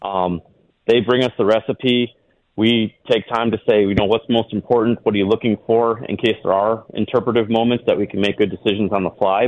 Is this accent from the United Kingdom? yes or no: no; Wisconsin, United States; moved away as an adult; also born or lived in Montana; I grew up in Wisconsin